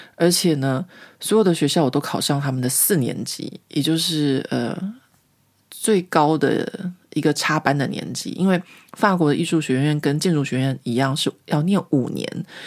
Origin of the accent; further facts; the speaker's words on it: Taiwan; moved away as an adult; now in Paris, France; 我毕竟来自台湾